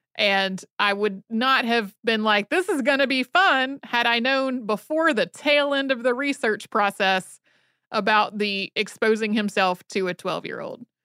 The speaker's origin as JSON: {"language": "English", "region": "North Carolina", "country": "United States", "tie": "born or raised there", "said": "I grew up in North Carolina, so we had a whole classroom unit about the Trail of Tears"}